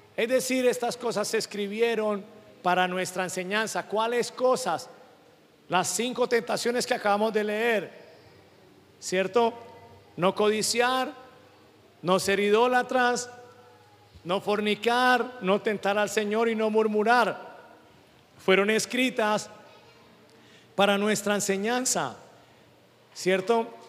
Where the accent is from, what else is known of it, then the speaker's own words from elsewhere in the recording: Venezuela; moved away; Yo como venezolano